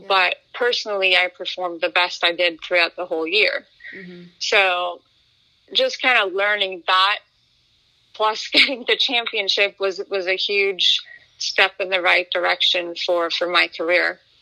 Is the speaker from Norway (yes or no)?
yes; Norway; I grew up in Norway. I'm, I'm, half Swedish, half Norwegian.